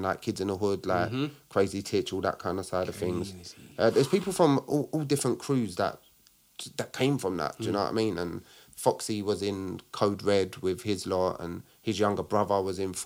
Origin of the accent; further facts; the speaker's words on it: London, United Kingdom; I'm from Newham